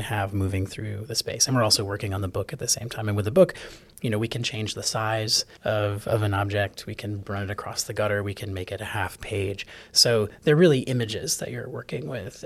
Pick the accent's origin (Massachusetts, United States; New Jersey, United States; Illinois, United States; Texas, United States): Illinois, United States; Chicago; moved away as an adult; also born or lived in New England; now in Atlanta, United States; I'm a, a born New Englander and grew up mostly in Chicago